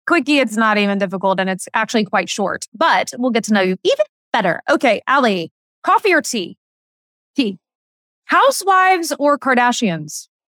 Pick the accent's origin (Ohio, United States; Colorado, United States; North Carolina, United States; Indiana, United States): Indiana, United States; moved away as an adult; I grew up in Indiana loving, loving sports